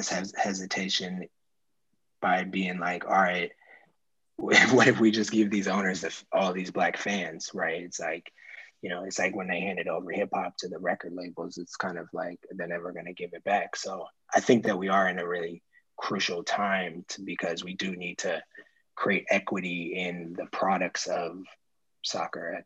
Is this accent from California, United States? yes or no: yes; Oakland, California, United States; I live in Oakland. I'm from Oakland